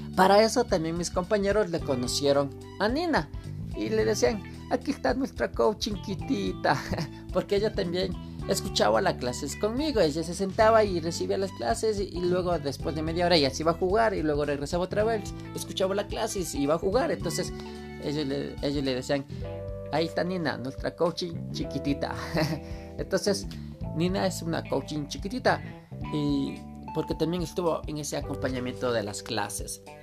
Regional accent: Quito, Pichincha, Ecuador; yo soy de Quito

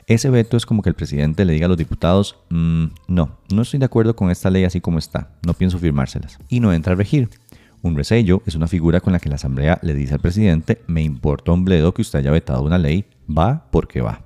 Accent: Costa Rica; como buenos costarricenses

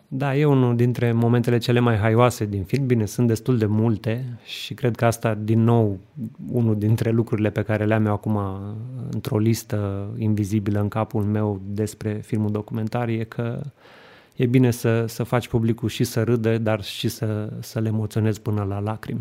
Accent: Romania; noi ca români

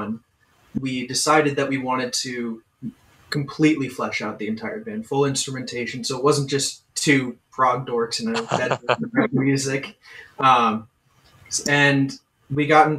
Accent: New Jersey, United States; I'm from New Jersey

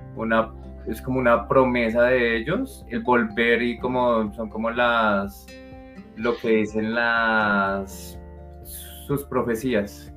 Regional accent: Colombia; nosotros como colombianos

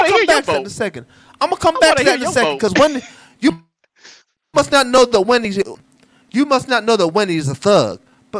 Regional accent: Ohio, United States; now in Atlanta, United States; I came to Atlanta from Ohio, most of us is in KFC.

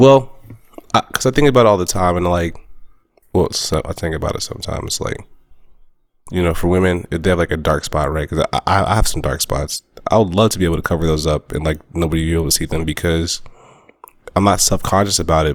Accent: the South, United States; I grew up in the South

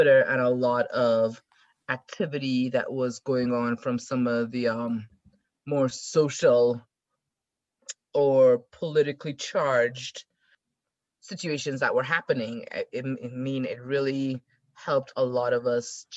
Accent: South Trinidad, Trinidad & Tobago; moved away as an adult; also born or lived in Texas / Arkansas / Colorado; now in United States; I actually grew up in South Trinidad

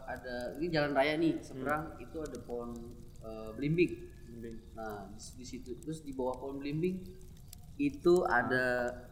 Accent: Papua, Indonesia; gue bisa nih karena kan gue dari Papua

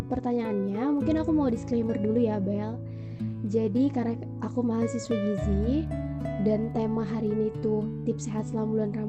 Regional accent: Metro, Lampung, Indonesia; dan aku anak Lampung juga, uh, tepatnya dari Kota Metro.

